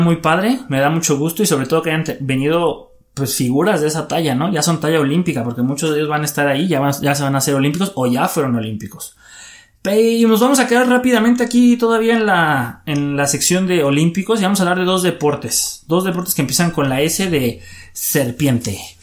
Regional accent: Mexico; somos mexicanos y nos sentimos orgullosos

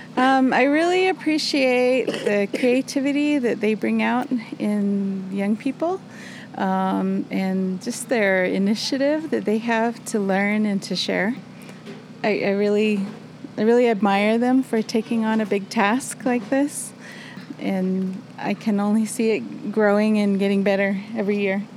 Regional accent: Shiprock, New Mexico, United States; I'm from Shiprock

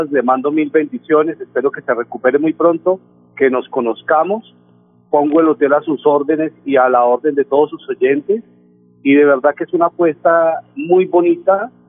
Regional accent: Valle del Cauca, Colombia; also born or lived in Popayán / Cali; Yo soy vallecaucano, Nelson. Nací en Popayán, viví unos años en Cali y ahora con la hotelería pues he volteado por todos

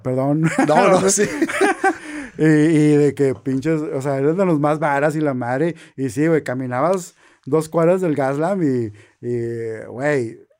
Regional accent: northern Mexico, Mexico; como norteños

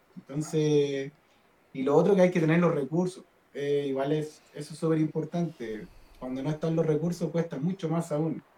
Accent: Diego de Almagro, Atacama, Chile; Yo nací en el norte, yo soy de Diego Almagro.

